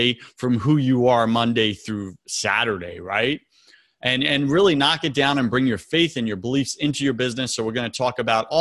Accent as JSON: {"language": "English", "region": "New York", "country": "United States", "moved": "yes", "lives_now": "Tampa, United States", "said": "I'm from New York"}